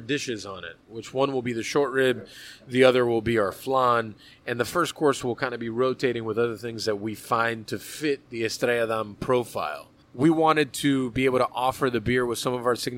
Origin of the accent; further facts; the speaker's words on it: United States; I'm American, but I am Cuban.